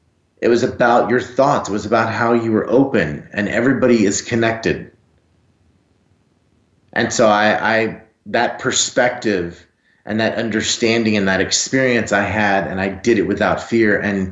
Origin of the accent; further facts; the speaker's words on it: Texas, United States; I'm from Texas, and I'm 6'5 and 250 pounds.